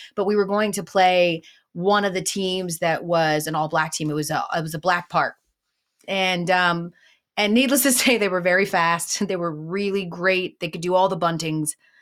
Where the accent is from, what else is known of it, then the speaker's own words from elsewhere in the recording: Atlanta, Georgia, United States; I'm from Atlanta